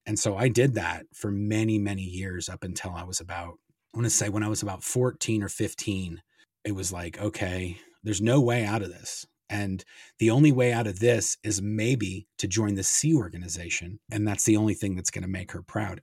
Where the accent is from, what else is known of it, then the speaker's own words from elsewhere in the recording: Los Angeles, California, United States; also born or lived in Kansas City, Missouri; we moved from Kansas City, my mom, my dad, and my sister, and as soon as, basically, as soon as we moved to, to California